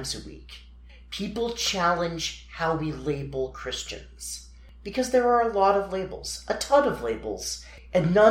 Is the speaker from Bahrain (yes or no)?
no; Utah, United States; I'm from Utah